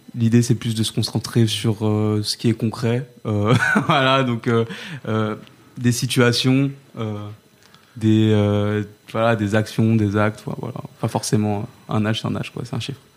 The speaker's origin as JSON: {"language": "French", "town": "Saint-Denis", "region": "Île-de-France", "country": "France", "tie": "born or raised there", "said": "j'ai grandi à Saint-Denis"}